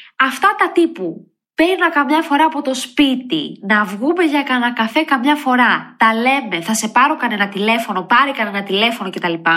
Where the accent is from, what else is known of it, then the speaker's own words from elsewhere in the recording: Edessa, Central Macedonia, Greece; moved away; είμαι από Έδεσα